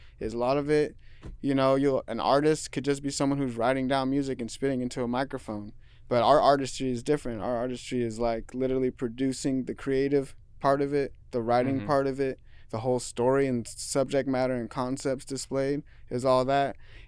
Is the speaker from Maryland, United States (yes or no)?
no; Seattle, Washington, United States; I listened to a lot of rock growing up in Seattle and the area that I was in.